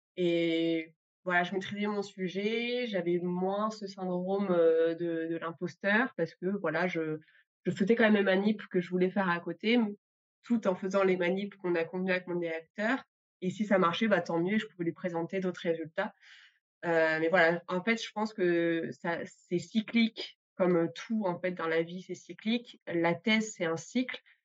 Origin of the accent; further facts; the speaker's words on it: Grenoble, Auvergne-Rhône-Alpes, France; je viens de Grenoble